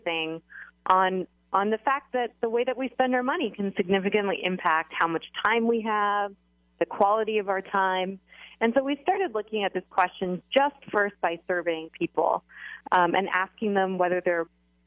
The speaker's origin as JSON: {"language": "English", "country": "Canada", "said": "I am Canadian"}